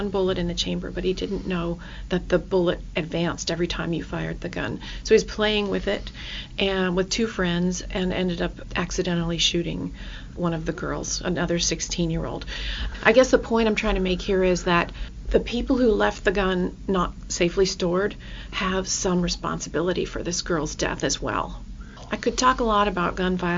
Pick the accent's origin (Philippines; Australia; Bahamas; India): Australia; now in Kirkland, United States; I grew up in Australia